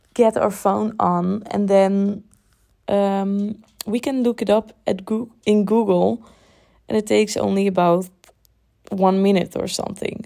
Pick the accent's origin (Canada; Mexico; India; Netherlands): Netherlands; born or raised there; English is a second language